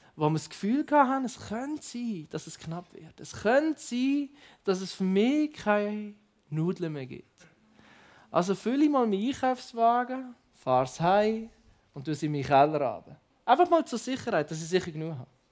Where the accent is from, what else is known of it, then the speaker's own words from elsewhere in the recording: Basel, Basel-Stadt, Switzerland; ich komme ja aus Basel, ich mache ja ein paar Schritte und dann bin ich in anderen Ländern